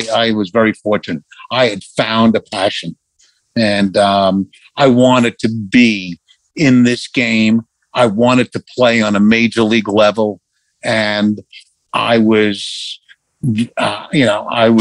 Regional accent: New York City, New York, United States; I grew up in Bayside, Queens

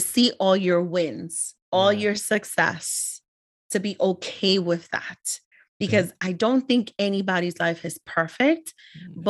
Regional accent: New York City, New York, United States; me being a daughter of immigrant parents, Ecuadorian, born and raised in the Bronx

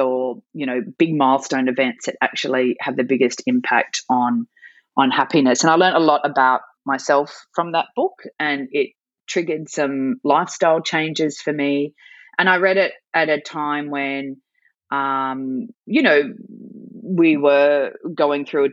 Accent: Sydney, New South Wales, Australia; also born or lived in Calgary, Canada / Newcastle, Australia; I am Sydney born and bred

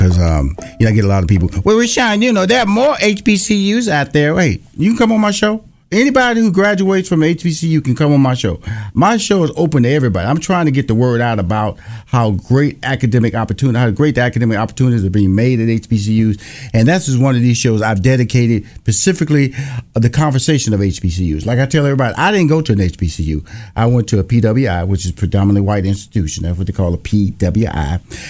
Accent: Houston, Texas, United States; I'm from Houston, Texas, and I went down to Louisiana

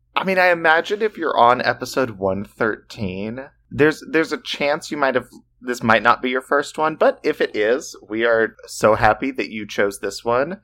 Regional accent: the South, United States; We're from the South

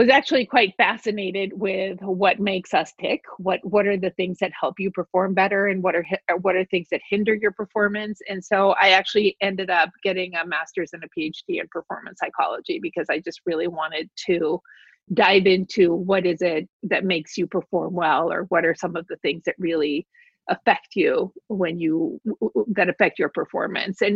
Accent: Mexico City, Mexico; I grew up in Mexico City

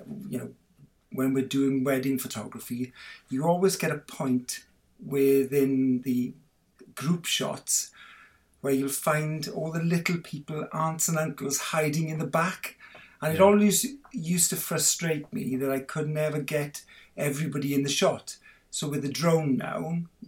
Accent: Swansea, Wales, United Kingdom; now in Penarth, United Kingdom; I'm a fully-fledged Welsh boy. I was born in Swansea, but I live in Cardiff now, in Penarth in Cardiff

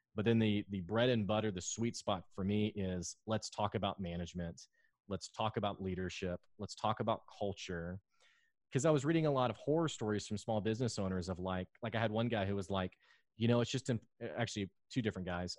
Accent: Arkansas, United States; also born or lived in Houston; I love Arkansas you know, I lived in Houston for a while and then I, I moved back to Arkansas

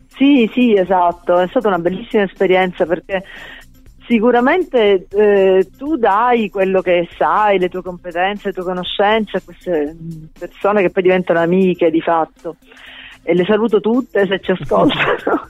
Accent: Sicily, Italy; da siciliana a Roma

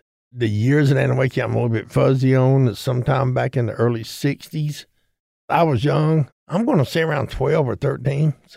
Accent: Atlanta, Georgia, United States; I grew up here in Atlanta. I've been here since I was about knee-high to a goat

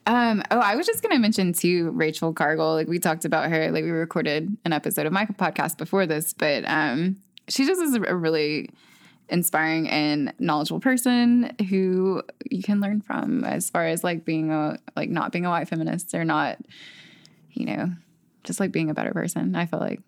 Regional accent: the South, United States; as a Southerner

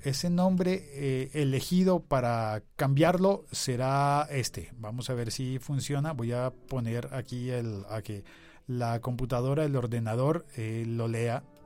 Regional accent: Bogotá, Colombia; el podcast bogotano de mi ciudad

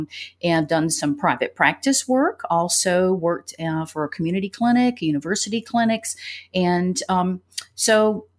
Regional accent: Tennessee, United States; And so I grew up in Tennessee as well. So I'm a mountain girl.

